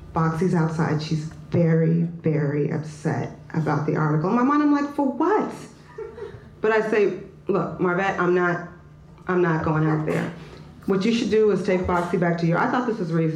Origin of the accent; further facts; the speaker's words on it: Oakland, California, United States; moved away as an adult; now in New York City, United States; I'm from Oakland, California.